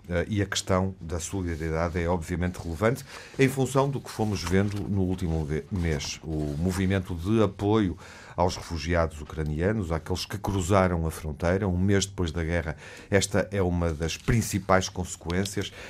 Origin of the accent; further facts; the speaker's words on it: Portugal; enquanto portugueses uh, e europeus